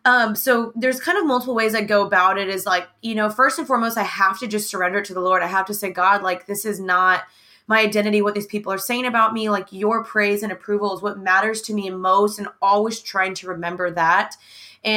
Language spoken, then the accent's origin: English; the South, United States; growing up in the South and growing up in America and growing up in mainly predominantly white surroundings.